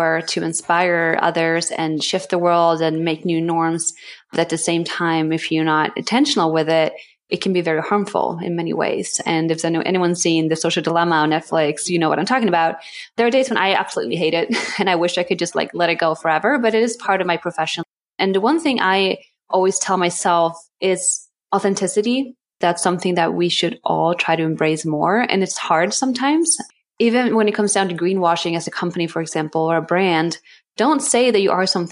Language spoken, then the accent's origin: English; Sweden; born or raised there; now in New York City, United States